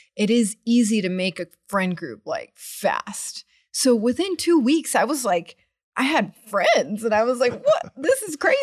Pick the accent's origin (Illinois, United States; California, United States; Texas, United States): Texas, United States; Austin; also born or lived in Washington, D.C. / Tel Aviv; growing up in Austin